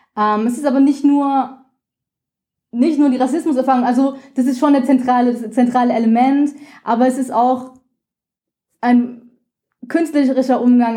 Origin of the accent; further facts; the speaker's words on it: Rhine-Main area, Hesse, Germany; moved away as an adult; also born or lived in Vienna, Austria; ich bin im Rhein-Main-Gebiet in Hessen aufgewachsen